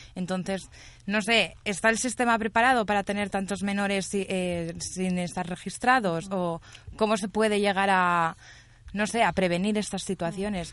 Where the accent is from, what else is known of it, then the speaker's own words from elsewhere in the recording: Catalonia, Spain; yo soy catalana